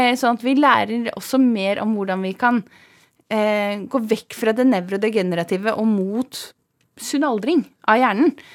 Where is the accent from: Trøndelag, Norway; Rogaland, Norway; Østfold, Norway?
Østfold, Norway; Svindal; Jeg er fra Svindal, heter det. En eh, bygd i Østfold. Så jeg er fra gård. Jeg er odelsjente på en gård i Østfold